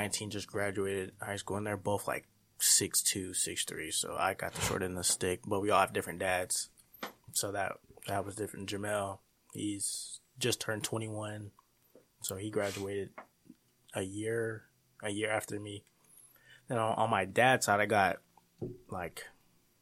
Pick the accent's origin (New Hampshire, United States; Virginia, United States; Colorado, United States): Colorado, United States; Colorado Springs; moved away as an adult; also born or lived in Sterling, Kansas; I was born in Colorado Springs, basically there for my whole 18 years until I got to college